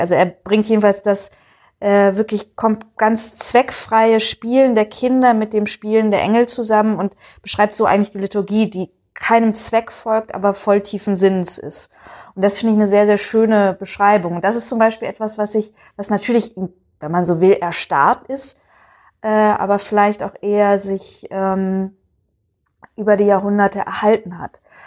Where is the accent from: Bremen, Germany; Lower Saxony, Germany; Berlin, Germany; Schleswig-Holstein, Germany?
Bremen, Germany; ich komme aus Bremen. Das ist eine Gegend, die jetzt nicht übermäßig katholisch ist. Also meine Familie war da, äh, gehörte da zu den ersten katholischen Familien der Stadt